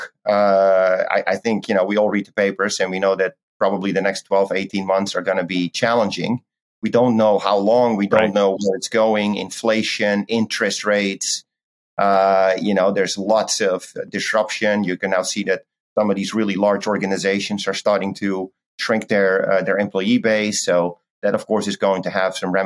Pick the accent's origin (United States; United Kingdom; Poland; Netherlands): Netherlands; moved away as an adult; I recently moved back to Europe. So I reside in Holland, which is my home country.